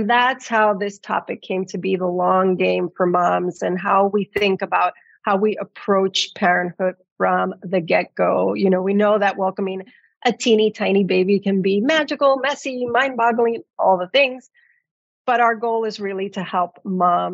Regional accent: New York City, New York, United States; I'm raising bilingual and multicultural in my hometown of New York City. I'm also a first generation immigrant

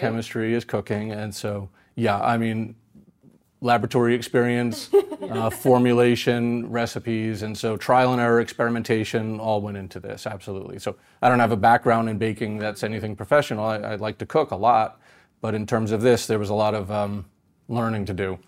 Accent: New York, United States; growing up in New York

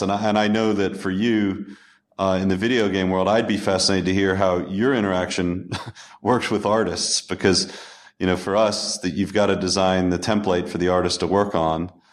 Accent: United States; also born or lived in upstate New York; as an American

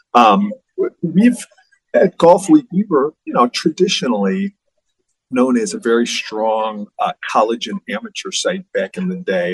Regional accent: Buffalo, New York, United States; I was born in Buffalo, uh, born and raised here in Buffalo

